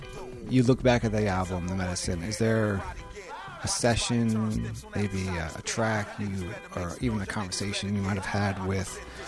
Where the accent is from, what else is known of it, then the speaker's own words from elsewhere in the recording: New York City, New York, United States; I'm from New York City.